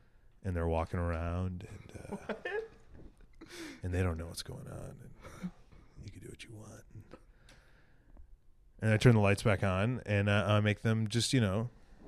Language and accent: English; Villa Park, Illinois, United States; from Chicago, I'm from Villa Park, and Chicago wishes it was Villa Park.